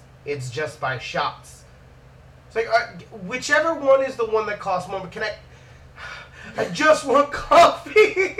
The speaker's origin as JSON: {"language": "English", "town": "Miami", "region": "Florida", "country": "United States", "said": "I'm here from Miami."}